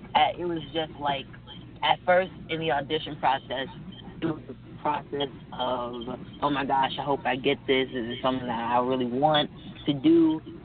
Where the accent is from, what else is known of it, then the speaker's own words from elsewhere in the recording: Atlanta, Georgia, United States; also born or lived in Washington, District of Columbia, United States; I'm from Atlanta. I live in Atlanta